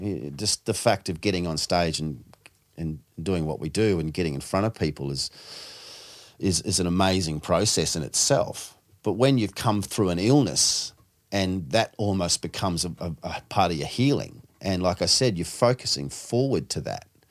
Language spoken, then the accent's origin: English; New Zealand; now in Sydney, Australia; being a Kiwi